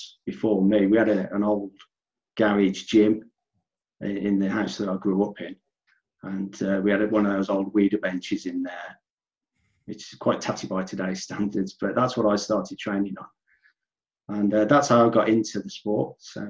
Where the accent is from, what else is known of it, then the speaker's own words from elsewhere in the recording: Midlands, United Kingdom; I'm a natural bodybuilder from the UK, from the Midlands, you can probably tell from my accent